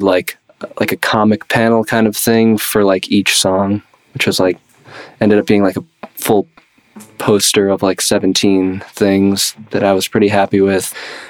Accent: Cleveland, Ohio, United States; moved away as an adult; now in New York, United States; Originally from Cleveland, Ohio

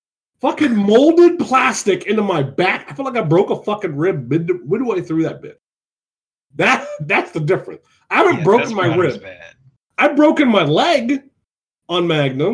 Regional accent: Northeast Ohio, United States; I'm from Northeast Ohio

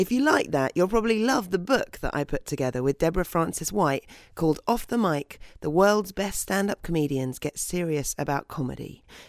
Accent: United Kingdom; as a British person

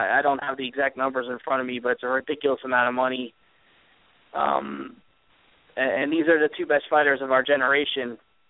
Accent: New Jersey, United States; He's from my home state of New Jersey. I always root for Jersey players anyway

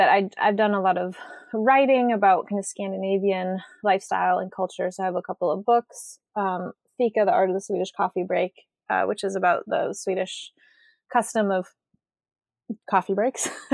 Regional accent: Western Washington, United States; moved away as an adult; also born or lived in Paris, France; I live in Western Washington, about an hour and a half from Seattle, and I moved back to my hometown, a little small rural town that's on a peninsula.

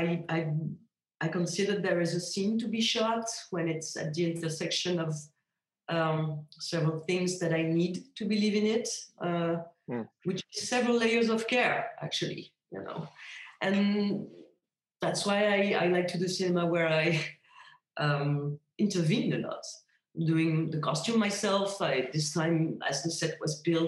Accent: a suburb 30 km from Paris, Île-de-France, France; now in Paris, France; it's my hometown. It's a suburb, 30 kilometers from Paris

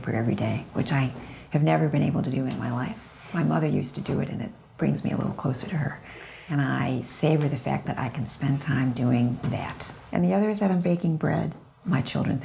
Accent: Detroit, Michigan, United States; we are Detroiters. We grew up in the Detroit area and are Midwestern Bolivians

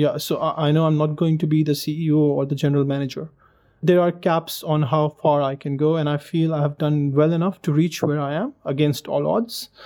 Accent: Pakistan; moved away; I'm from Pakistan originally

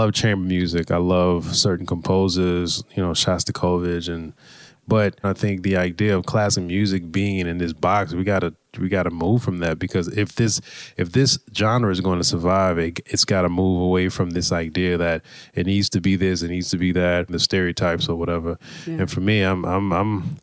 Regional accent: South Florida, United States; accent: twang; I'm from South Florida, so I'm going to speak with a little, you know, with a little twang

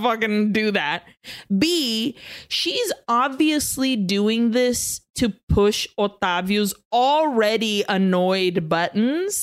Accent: Brazil; also born or lived in Nicaragua; now in United States; growing up in Brazil and in Nicaragua

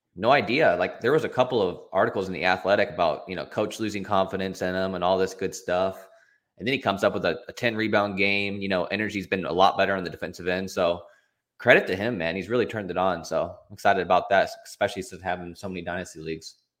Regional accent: Charlotte, North Carolina, United States; I'm from Charlotte, you know, I live, like, forty-five minutes from the arena

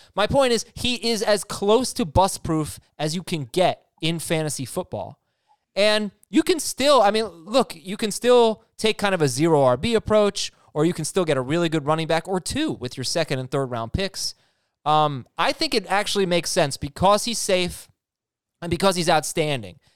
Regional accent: New York, United States; as a New Yorker over here

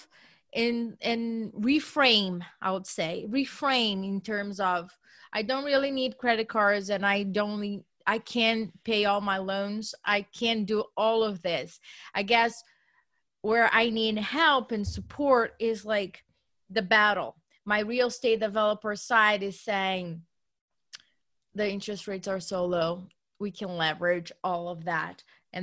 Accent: Brazil; moved away; I come from Brazil.

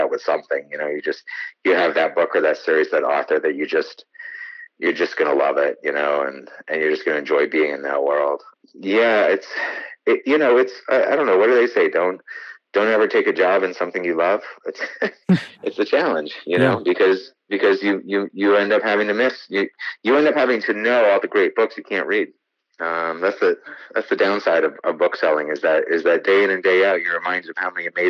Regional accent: Maine, United States; moved away as an adult; also born or lived in New York; I grew up in Maine and then I spent most of my adult life in New York, and then I came back to Maine

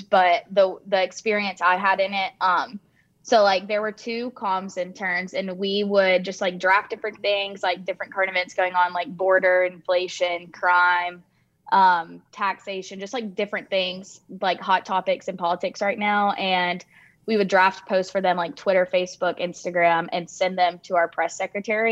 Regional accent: Alabama, United States; all of us are from Alabama

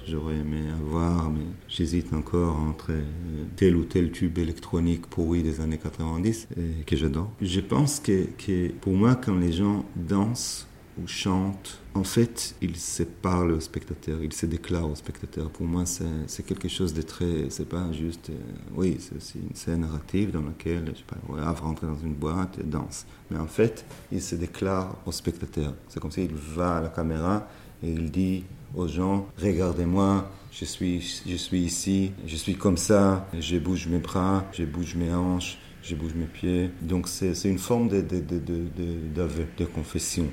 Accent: Israel; French is a second language; moved away; also born or lived in Paris, France; j'ai arrêté de parler, parler en hébreu, je voulais plus euh, jamais revenir en Israël

